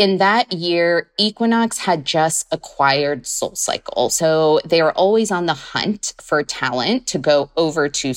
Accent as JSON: {"language": "English", "area": "Central Valley", "region": "California", "country": "United States", "tie": "born or raised there", "also_born_or_lived": "Long Beach, United States / London, United Kingdom / New York, United States", "moved": "as an adult", "said": "go back either to California, to my hometown"}